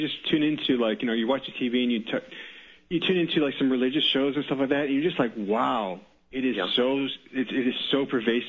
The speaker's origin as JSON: {"language": "English", "country": "Canada", "tie": "born or raised there", "said": "I'm calling from Canada. I was born and raised in Canada."}